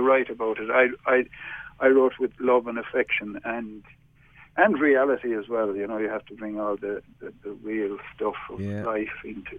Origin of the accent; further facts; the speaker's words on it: Limerick, Munster, Ireland; now in Galway, Ireland; I'm from right in the heart of the city. In fact, I wrote a full album about growing up in Limerick called